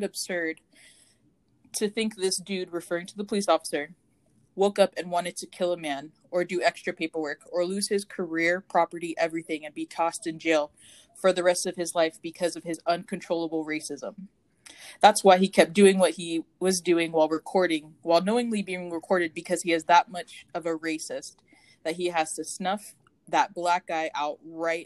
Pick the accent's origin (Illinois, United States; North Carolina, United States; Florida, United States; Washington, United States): Florida, United States; Deltona; I grew up in Central Florida, and I grew up in this small town in Deltona